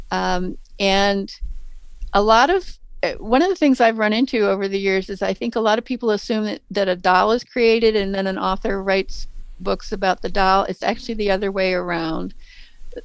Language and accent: English; Baltimore, Maryland, United States; moved away as an adult; also born or lived in Great Lakes area; growing up in Baltimore